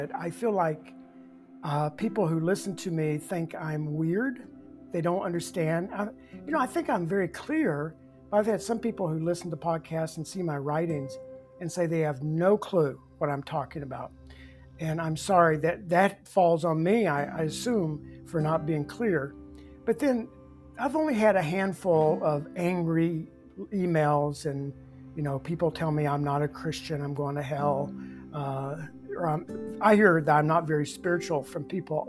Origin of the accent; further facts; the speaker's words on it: Bible Belt, the South, United States; moved away; I grew up in the Bible Belt